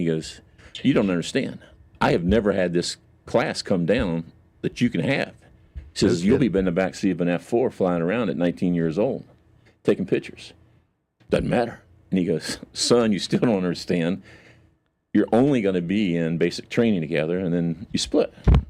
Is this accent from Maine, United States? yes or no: no; Statesville, North Carolina, United States; I grew up right here in Statesville on, of all places, Wilmington Avenue, South Statesville.